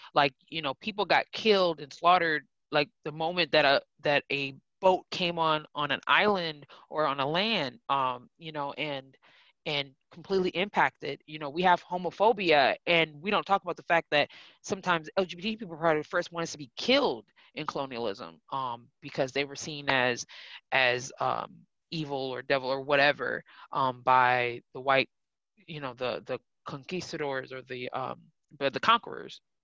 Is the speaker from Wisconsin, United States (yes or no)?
yes; Milwaukee, Wisconsin, United States; I'm originally from Milwaukee, born and raised